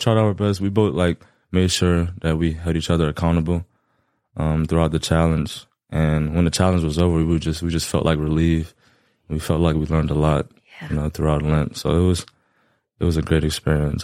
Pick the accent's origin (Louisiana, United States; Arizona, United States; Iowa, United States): Louisiana, United States; Lafayette; born and raised Lafayette, Louisiana.